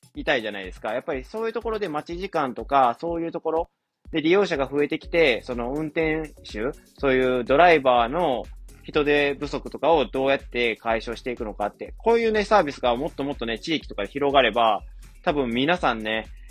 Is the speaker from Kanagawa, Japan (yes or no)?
no; Wakayama, Japan; now in Osaka, Japan; 大阪今住んでるんですけど、大体ね、1万以上はするんですよ。地元の和歌山とかやったら